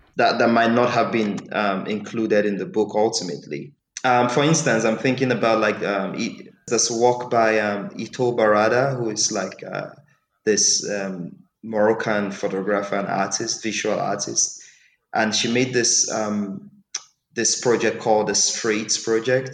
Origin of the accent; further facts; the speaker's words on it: Nigeria; first language English; I'm Nigerian